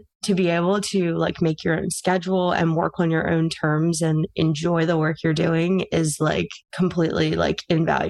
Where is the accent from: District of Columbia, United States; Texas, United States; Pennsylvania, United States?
Pennsylvania, United States; I'm from Pennsylvania